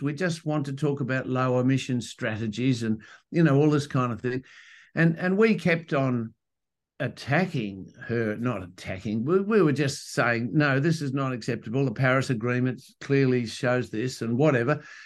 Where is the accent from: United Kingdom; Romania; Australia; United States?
Australia; Western Australia; I'm from Western Australia